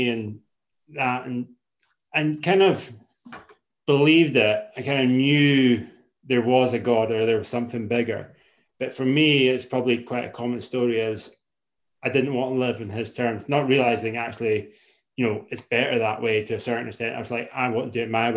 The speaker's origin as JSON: {"language": "English", "area": "Isle of Skye", "region": "Scotland", "country": "United Kingdom", "tie": "born or raised there", "said": "I grew up in the Isle of Skye, so obviously west coast of Scotland, very remote."}